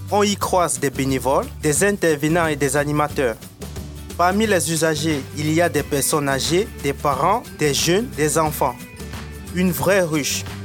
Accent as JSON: {"language": "French", "town": "Saint-Brieuc", "region": "Brittany", "country": "France", "said": "élève au lycée Jean Moulin, en seconde sapate. Je viens de la ville de Saint-Brieuc."}